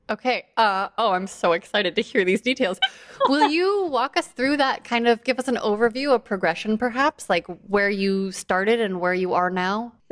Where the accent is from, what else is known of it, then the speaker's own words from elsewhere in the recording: New Jersey, United States; I'm from New Jersey and I'm a doctor currently working in New York City.